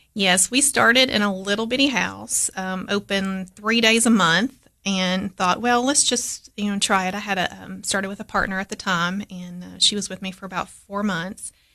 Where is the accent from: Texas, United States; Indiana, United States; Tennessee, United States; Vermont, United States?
Tennessee, United States; Crossville; also born or lived in Cookeville, Tennessee; I grew up in Crossville, which is, you know, next door to Putnam County